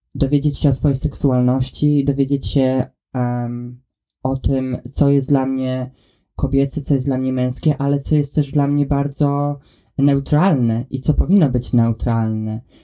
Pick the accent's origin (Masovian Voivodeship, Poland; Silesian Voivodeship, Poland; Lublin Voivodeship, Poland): Masovian Voivodeship, Poland; a very small town near Warsaw; now in Scotland, United Kingdom; mieszkając w Polsce i wychowując się, e, w otoczeniu, w którym się wychowałem, jestem z bardzo małego miasta pod Warszawą